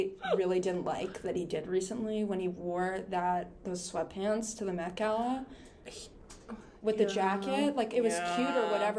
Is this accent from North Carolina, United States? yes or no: no; New York City, New York, United States; moved away as an adult; I grew up in New York City, and that was, the most insane, crazy thing ever